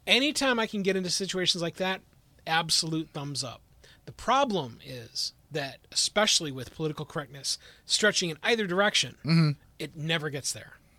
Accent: Wisconsin, United States; moved away; I tell people I'm from Wisconsin

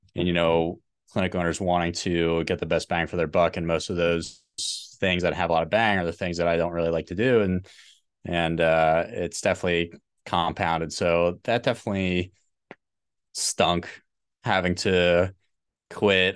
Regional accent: New Jersey, United States; moved away as an adult; also born or lived in Pittsburgh, Pennsylvania; I was born in New Jersey.

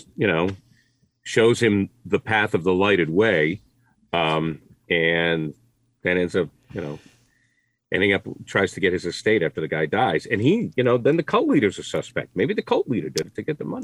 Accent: Maine, United States; I grew up in Maine, we had one channel

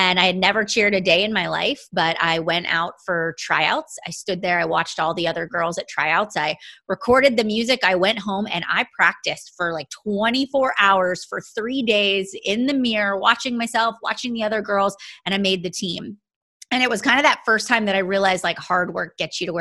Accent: Pittsburgh, Pennsylvania, United States; I am from east of the city. So I grew up in the Penn Trafford area

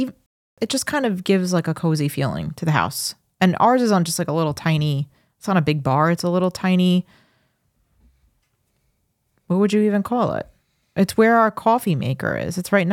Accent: Farmingdale, New York, United States; I grew up in Farmingdale. It was a house that was behind the 7-Eleven that was on Route 109, like right near Secatog Avenue.

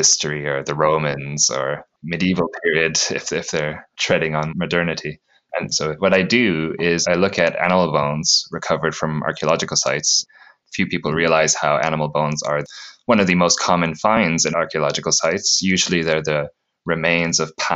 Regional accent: Sudbury, Ontario, Canada; moved away as an adult; also born or lived in Newfoundland / British Columbia / Leicester, United Kingdom; now in Newcastle, United Kingdom; I'm originally from Sudbury, Ontario, in Canada. Grew up there

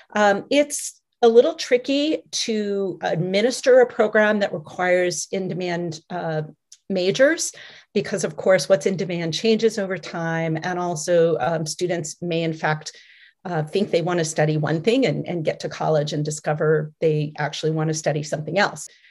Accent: Michigan, United States; my home state of Michigan

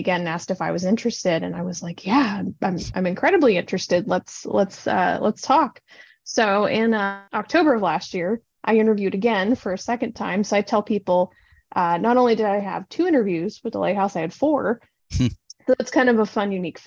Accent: Pittsburgh, Pennsylvania, United States; moved away as an adult; also born or lived in Bangor, Maine / Cooperstown, New York; now in Erie, United States; I'm from Pittsburgh, Pennsylvania originally. I've lived in Erie about 5 years

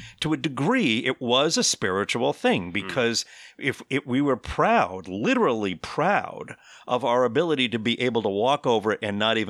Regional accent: Connecticut, United States; I grew up on in Northeast United States in the Connecticut shore of Long Island Sound, and I lived probably about an eighth of a mile from the actual beach of Long Island Sound

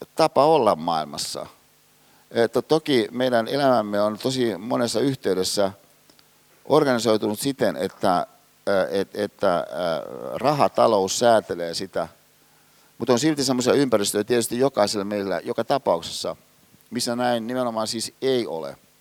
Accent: Hyvinkää, Uusimaa, Finland; mä oon kotoisin Hyvinkäältä

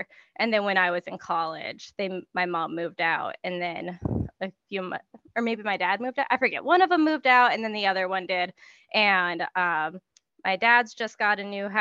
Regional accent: Minnesota, United States; also born or lived in Springfield, Massachusetts / Chicago area / Michigan; We lived in Michigan for a little while and then settled in Minnesota for most of my life

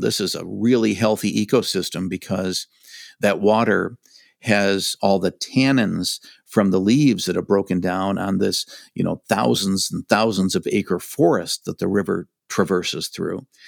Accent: Michigan, United States; I grew up in Michigan. I've lived here all my life

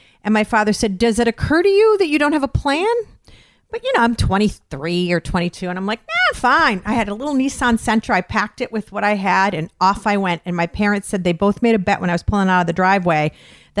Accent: Westfield, Massachusetts, United States; I'm from Westfield, Massachusetts, Western Massachusetts.

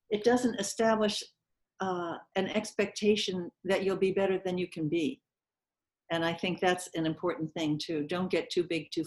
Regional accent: Connecticut, United States; I'm from Connecticut. Yeah, but I studied in New York.

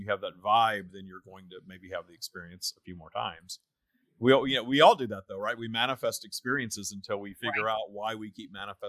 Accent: Minden, Louisiana, United States; It's a town called Minden, Louisiana, is where I grew up.

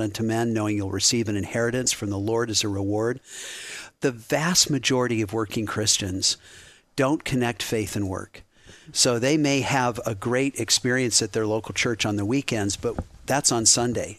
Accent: Boulder, Colorado, United States; now in Cincinnati, United States; I grew up in Boulder, Colorado, a real scenic place, but a very secular household.

